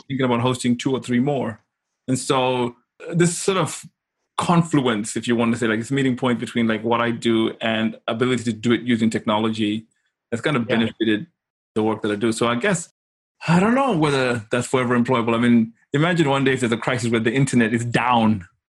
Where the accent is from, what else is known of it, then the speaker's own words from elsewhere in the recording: Zimbabwe; moved away as an adult; also born or lived in Kent, United Kingdom; I'm from Zimbabwe. I grew up in Africa